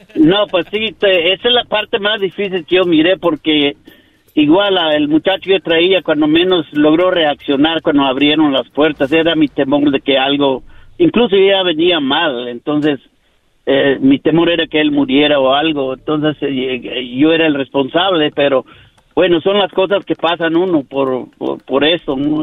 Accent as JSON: {"language": "Spanish", "region": "Yucatán", "country": "Mexico", "moved": "yes", "lives_now": "United States", "said": "de México, de Yucatán."}